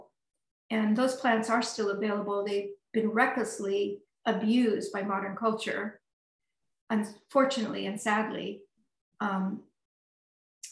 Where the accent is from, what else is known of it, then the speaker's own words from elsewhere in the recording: Sonoma County, California, United States; now in Burlington, United States; I grew up in Sonoma County